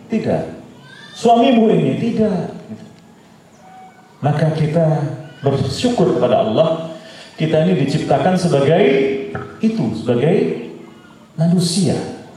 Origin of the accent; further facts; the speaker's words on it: Java, Indonesia; Nih, karena saya juga Jawa ya saya kurang Jawa-Jawa gitu.